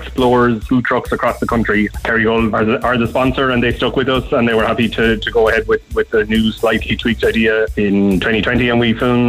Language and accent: English; Ballincollig, Munster, Ireland; We're based in Cork. I'm from Ballincollig, and our office is in Frankfield up the airport.